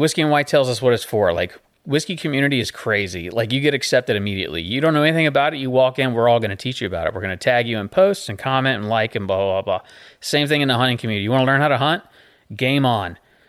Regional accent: Boonville, North Carolina, United States; So I'm from Boonville, North Carolina. So there's more than one Boonville. That's where I'm from, is Boonville, North Carolina.

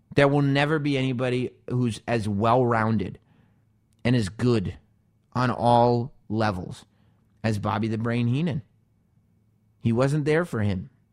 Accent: New York, United States; Growing up in New York

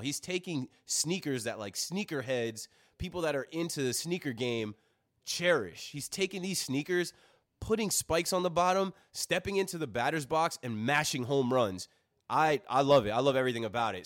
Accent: Ocean Township, New Jersey, United States; I came from Ocean Township

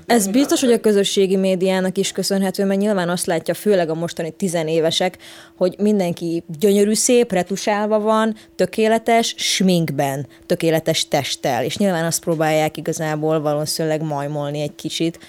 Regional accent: Oradea, Bihor County, Romania; moved away; amikor kicsi voltam Nagyvárdon

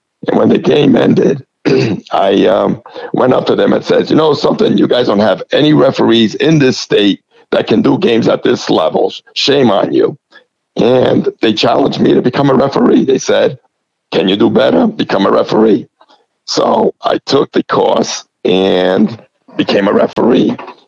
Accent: New England, United States; You know, when I was growing up in the New England area, they had a league called the LASA League, which was the Luso American Soccer Association

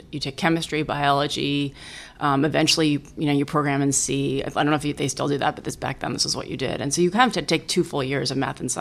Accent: East Coast, United States; moved away; I'm a first-born child of a Chinese immigrant family. I grew up on the East Coast

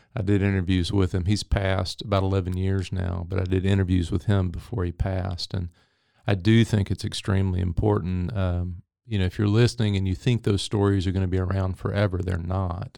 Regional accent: Henderson, Texas, United States; moved away as an adult; also born or lived in California; Henderson, Texas, which is where I'm from.

